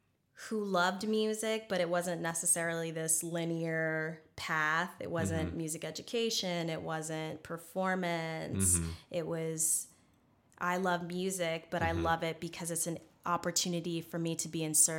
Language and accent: English; Alaska, United States; I'm this chick from Alaska.